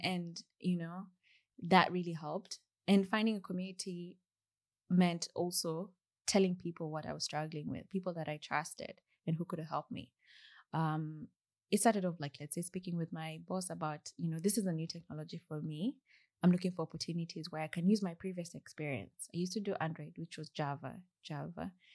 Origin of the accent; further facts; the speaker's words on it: Kenya; moved away as an adult; also born or lived in Burgess Hill, United Kingdom; now in United Kingdom; when I moved from Kenya